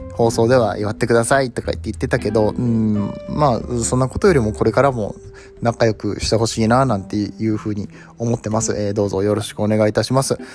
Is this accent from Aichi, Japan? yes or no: yes; Nagoya, Aichi, Japan; 名古屋の出身